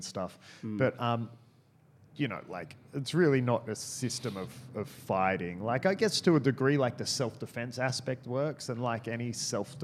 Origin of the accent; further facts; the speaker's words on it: Byron Bay, New South Wales, Australia; I grew up in Byron. And not like in the city of Byron, but just outside of Byron